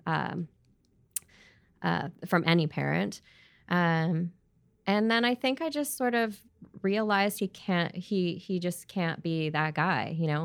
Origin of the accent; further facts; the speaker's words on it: Edmonton, Alberta, Canada; also born or lived in Prince George, British Columbia / Australia; now in Vancouver, Canada; growing up in Alberta, in Edmonton